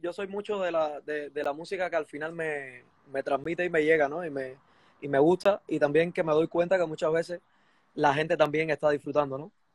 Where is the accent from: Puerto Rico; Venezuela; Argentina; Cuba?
Cuba; Chambas, Ciego de Ávila; now in Spain; en Cuba yo nací en un pueblo, yo nací, de, la zona central de Cuba, ciego de Ávila. Soy de un pueblo que se llama Chamba